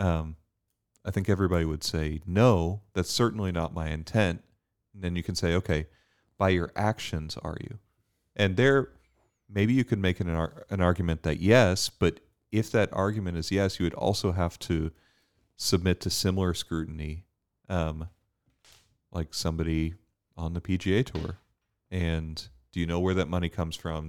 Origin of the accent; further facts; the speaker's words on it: United States; as an American